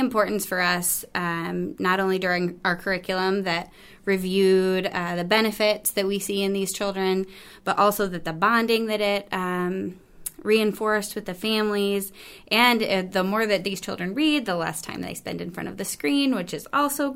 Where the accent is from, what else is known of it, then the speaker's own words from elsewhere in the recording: Fort Madison, Iowa, United States; also born or lived in Missouri / Illinois; I grew up in Fort Madison, Iowa with my family